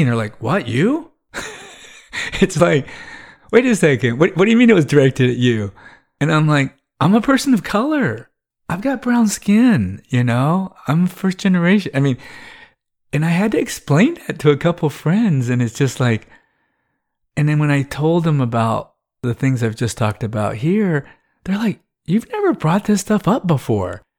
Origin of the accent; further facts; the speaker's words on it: Texas, United States; growing up in the South